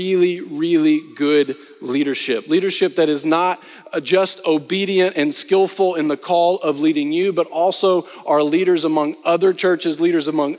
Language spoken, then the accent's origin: English; Arkansas, United States; also born or lived in Texas; now in Austin, United States; I am originally from Arkansas